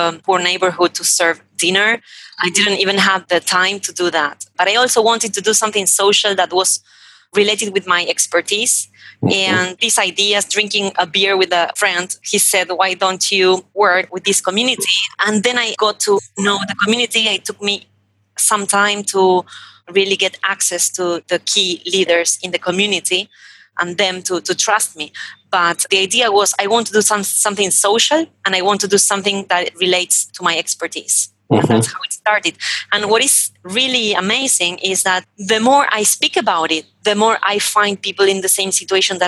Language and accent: English; Argentina; born in Argentina